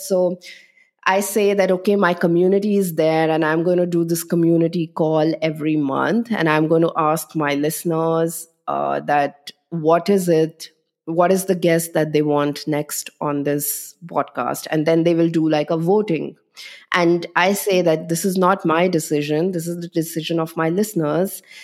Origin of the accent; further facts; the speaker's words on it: Delhi, India; moved away as an adult; also born or lived in Chandigarh; now in Berlin, Germany; most of my life was in Delhi, but my father was in a transferable job